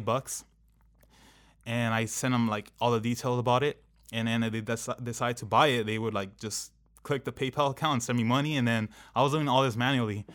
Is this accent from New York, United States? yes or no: no; Anaheim, California, United States; I grew up in Anaheim